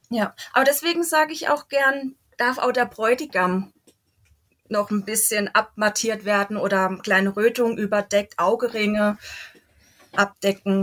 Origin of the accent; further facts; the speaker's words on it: Waldkirch, Baden-Württemberg, Germany; moved away as an adult; now in Elzach, Germany; Ich komme gebürtig aus Waldkirch, lebe aber in Elsach, weil mein Mann daherkommt